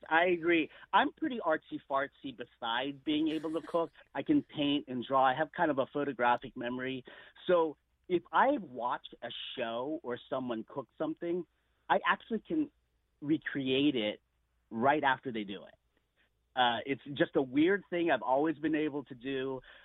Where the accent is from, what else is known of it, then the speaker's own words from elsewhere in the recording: United States; I am Filipino, but I was born in America